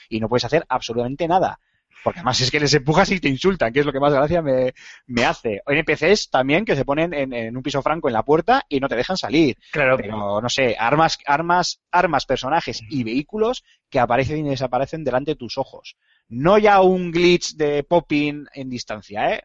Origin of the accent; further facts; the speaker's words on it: Spain; Aquí somos muy extremistas en ese sentido